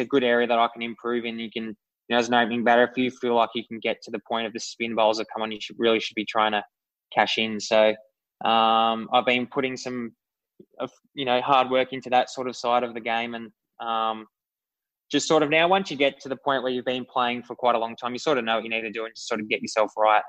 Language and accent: English; Australia; I'm Australian